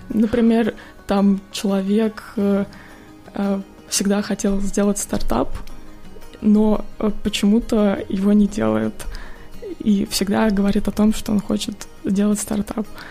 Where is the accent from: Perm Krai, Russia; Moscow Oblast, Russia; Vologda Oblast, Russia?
Moscow Oblast, Russia; now in United States; родом я из Подмосковья